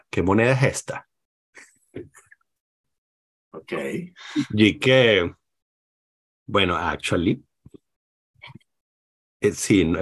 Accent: Spain; Y mi país es España, por cierto.

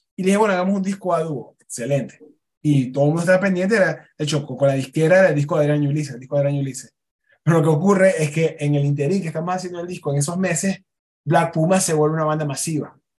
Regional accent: Maracaibo, Zulia, Venezuela; now in Mexico; Maracaibo, yo me fui muy molesto del país

